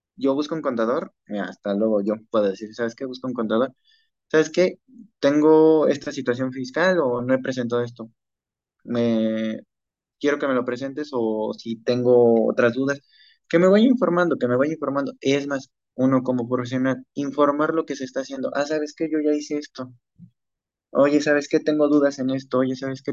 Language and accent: Spanish; Mexico; also born or lived in Mexico City; nosotros como mexicanos